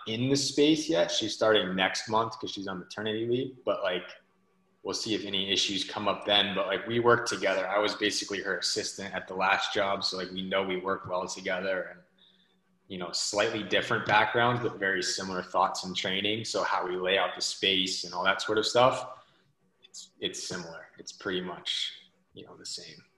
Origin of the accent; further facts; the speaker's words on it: Southern California, United States; also born or lived in Biddeford, Maine; now in Maine, United States; I was originally born and raised in Southern California